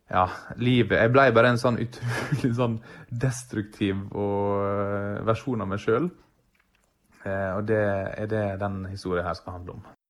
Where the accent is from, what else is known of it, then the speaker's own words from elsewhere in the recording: Sykkylven, Møre og Romsdal, Norway; på bygda, Sykkylven, der jeg er fra